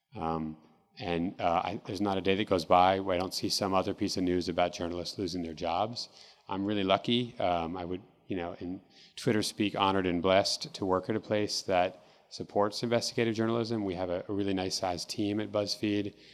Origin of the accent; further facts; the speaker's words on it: Seattle, Washington, United States; also born or lived in Mexico; I grew up here in Seattle